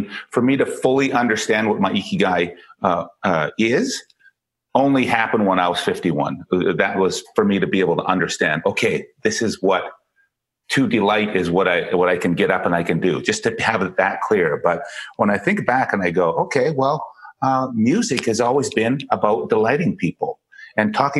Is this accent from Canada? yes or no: yes; Canada; also born or lived in Calgary, Canada; I'm a Canadian. I live in Calgary, Canada.